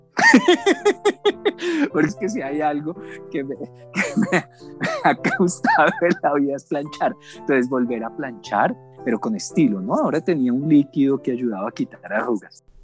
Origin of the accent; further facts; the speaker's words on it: Colombia; also born or lived in Bogotá / Medellín, Antioquia; no tendremos un segundo de felicidad como colombianos